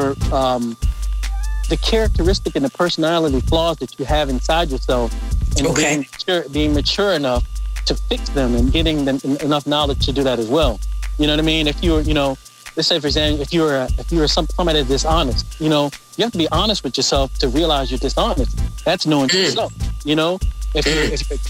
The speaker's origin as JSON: {"language": "English", "town": "Midlothian", "region": "Virginia", "country": "United States", "tie": "born or raised there", "said": "I grew up right outside of Richmond, Virginia, in Midlothian, Virginia"}